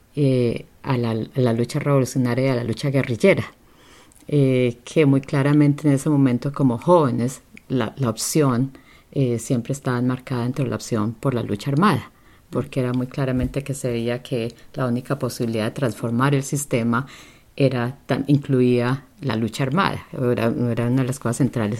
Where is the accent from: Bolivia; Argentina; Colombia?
Colombia; moved away as an adult; now in Vancouver, Canada; mi juventud, eh, desde que, particularmente desde que terminé, estaba terminando la secundaria. Eh, es un tiempo, estamos hablando de los años setenta, en el que en Colombia